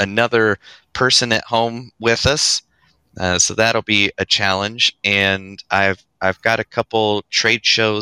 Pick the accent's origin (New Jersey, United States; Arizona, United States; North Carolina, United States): North Carolina, United States; also born or lived in Sacramento, California; I was born just outside Sacramento, California. So just a podunk town that was one stop sign big. And I was there until I was about 3 years old, and then moved to North Carolina with my family